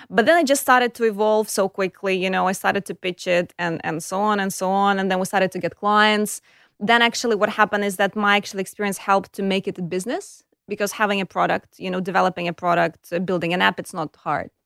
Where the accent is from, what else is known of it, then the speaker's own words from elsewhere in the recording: Kyiv, Ukraine; accent: Eastern European; English is a second language; moved away as an adult; now in Australia; I was born in Kiev. It's the capital of Ukraine.